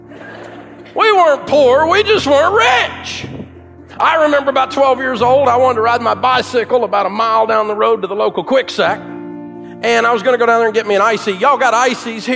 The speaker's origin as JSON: {"language": "English", "town": "Antioch", "region": "Tennessee", "country": "United States", "tie": "born or raised there", "said": "I grew up in Antioch, Tennessee, just outside of Nashville."}